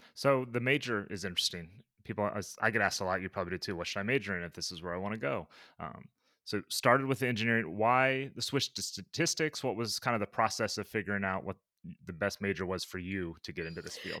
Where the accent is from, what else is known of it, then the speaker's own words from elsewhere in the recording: Midwest, United States; growing up in the Midwest where it wasn't much of a sport